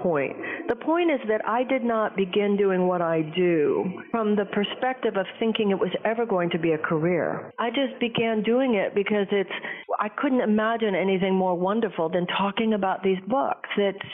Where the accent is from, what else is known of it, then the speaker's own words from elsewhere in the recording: Houston, Texas, United States; I grew up in Houston, Texas